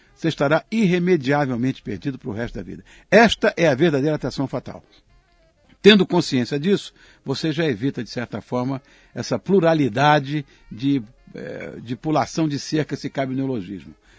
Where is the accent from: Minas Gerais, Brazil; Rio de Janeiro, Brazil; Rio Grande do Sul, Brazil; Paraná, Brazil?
Rio de Janeiro, Brazil; Quando eu era garoto, imagina, em Copacabana